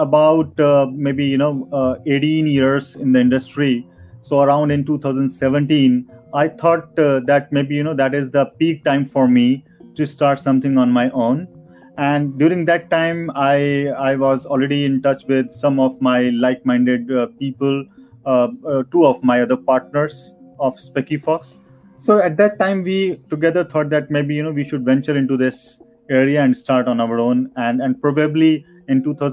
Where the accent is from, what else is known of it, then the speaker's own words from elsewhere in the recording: Noida, Uttar Pradesh, India; I'm from Noida, which is very near to New Delhi.